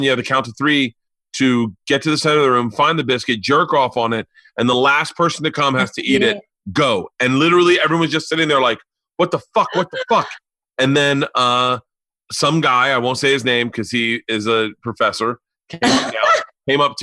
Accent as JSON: {"language": "English", "town": "Tampa", "region": "Florida", "country": "United States", "tie": "born or raised there", "moved": "yes", "lives_now": "Los Angeles, United States"}